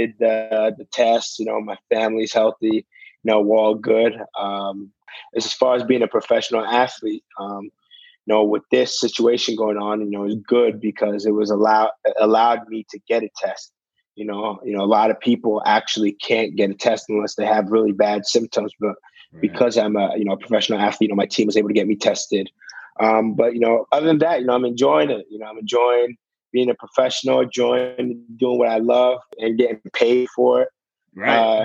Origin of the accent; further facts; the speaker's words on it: Canada; young boy in Canada